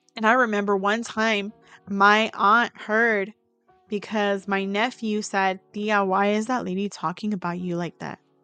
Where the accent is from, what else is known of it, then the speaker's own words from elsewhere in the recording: Bay Area, California, United States; also born or lived in Central Valley, California; I came from the Bay Area.